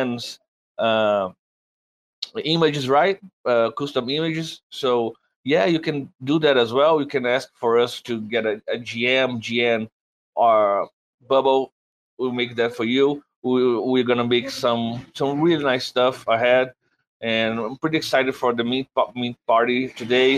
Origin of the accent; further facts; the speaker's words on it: Brazil; English is a second language; I'm from Brazil. My English is not that good.